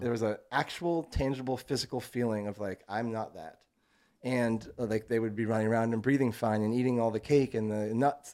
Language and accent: English; Vermont, United States; moved away as an adult; also born or lived in North Carolina / San Francisco / Denver; so I'm from Vermont. Grew up in very, very rural, like, small town Vermont.